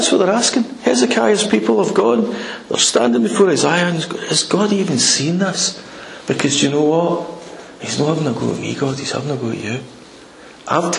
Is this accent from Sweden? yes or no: no; United Kingdom; We're British